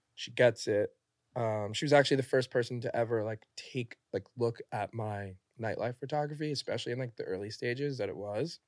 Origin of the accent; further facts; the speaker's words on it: New York City, New York, United States; I'm from New York, born